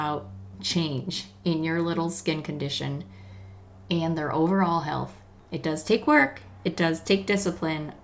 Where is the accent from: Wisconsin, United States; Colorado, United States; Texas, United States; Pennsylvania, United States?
Colorado, United States; we're from Colorado